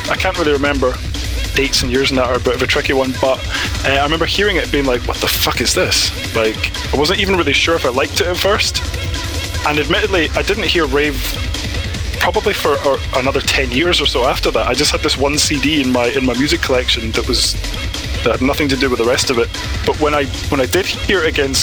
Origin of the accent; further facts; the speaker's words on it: Fintry, Scotland, United Kingdom; moved away as an adult; now in Newcastle, United Kingdom; I am originally from Scotland, from a little town just outside of Stirling called Fintry. That's where I grew up.